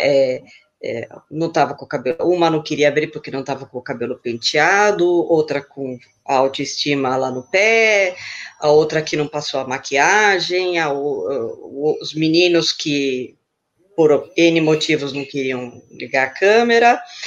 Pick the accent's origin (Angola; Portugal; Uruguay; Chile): Chile; now in São Paulo, Brazil; eu nasci no Chile, mas eu moro aqui em São Paulo, no ABC